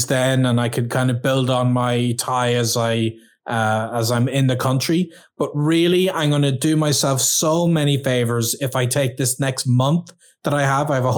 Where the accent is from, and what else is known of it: Ireland